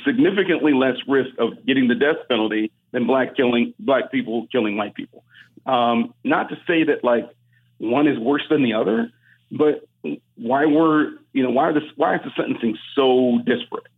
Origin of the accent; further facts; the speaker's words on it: Cleveland, Ohio, United States; we're from Cleveland